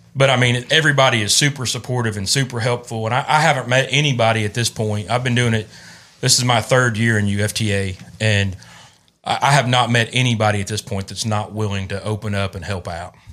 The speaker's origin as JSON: {"language": "English", "region": "Illinois", "country": "United States", "tie": "born or raised there", "moved": "yes", "lives_now": "Kentucky, United States", "said": "I grew up in Illinois, had a, grew up bird hunting with my dad"}